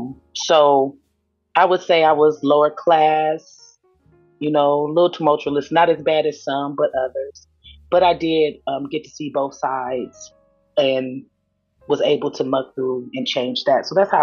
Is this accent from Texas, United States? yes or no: no; Cleveland, Ohio, United States; I live in Ohio, Cleveland, Ohio.